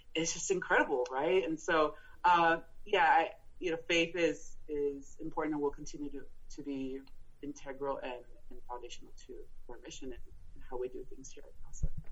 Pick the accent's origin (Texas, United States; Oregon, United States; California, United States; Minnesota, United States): Texas, United States; El Paso; first language Spanish; English is a second language; moved away as an adult; also born or lived in South Korea / Fairfax, Virginia; now in Alexandria, United States; I was born and raised in El Paso, Texas, which is a border city with Ciudad Juarez in Mexico.